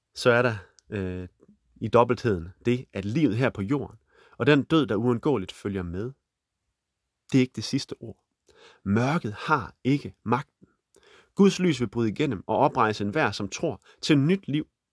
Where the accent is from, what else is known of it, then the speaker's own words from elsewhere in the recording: Holstebro, Central Denmark Region, Denmark; midt i Holstebro, hvor jeg er vokset op